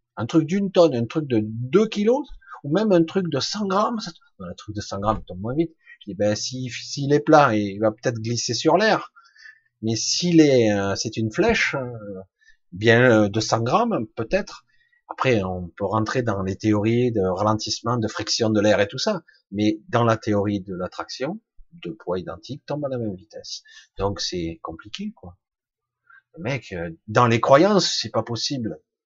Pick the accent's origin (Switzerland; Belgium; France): France; Marseille, Provence-Alpes-Côte d'Azur; now in Ardèche, France; Je vis plus à Marseille, mais je suis né à Marseille